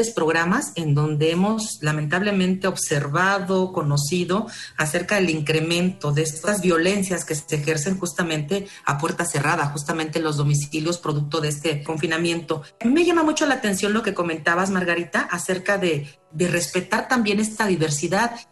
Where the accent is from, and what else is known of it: Mexico